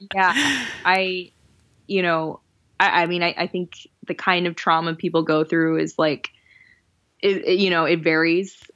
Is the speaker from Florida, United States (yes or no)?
yes; Florida, United States; moved away as an adult; also born or lived in New Jersey / Miami / Jacksonville; now in New York, United States; I grew up in Florida and lived in Miami for almost nine years, lived in Jacksonville in North Florida for six years